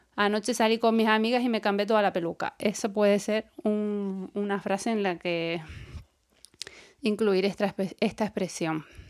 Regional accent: Canary Islands, Spain; accent: Canarian; en Canarias eh, nuestro dialecto, por no llamarlo idioma, porque no, es, un idioma oficial, hablamos en, canario

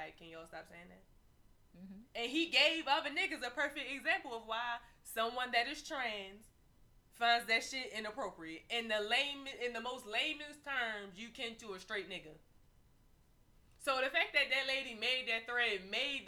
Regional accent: Baltimore, Maryland, United States; I'm from Baltimore City

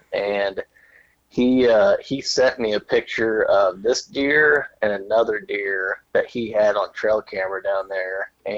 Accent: Bonne Terre, Missouri, United States; I was born in Bon Terre, Missouri.

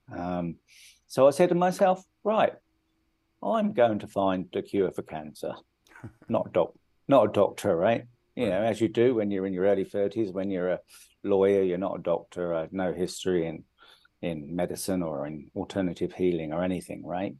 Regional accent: United Kingdom; moved away as an adult; now in India; I grew up in the UK. I'm I'm British

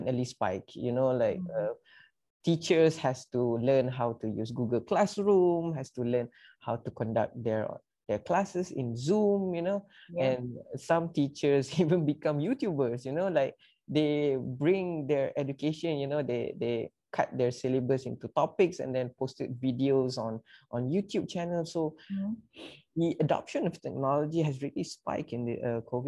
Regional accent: Malaysia; come together as Malaysian

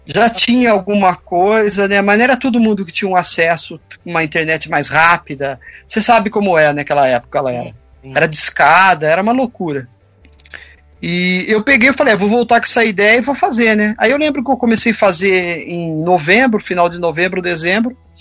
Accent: Campinas, São Paulo, Brazil; eu sou de Campinas

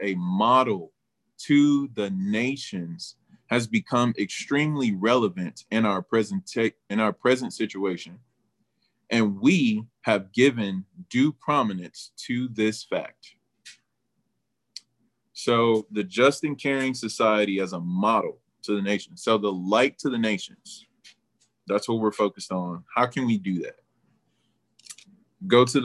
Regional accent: United States; We're from the United States of America.

